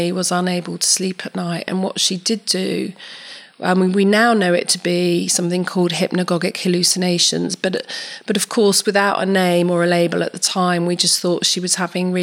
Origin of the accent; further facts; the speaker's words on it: London, United Kingdom; moved away as an adult; I was born and raised in West London